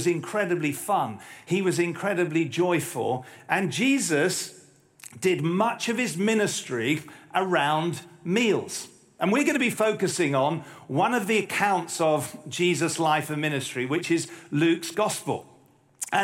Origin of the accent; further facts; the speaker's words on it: United Kingdom; as a Brit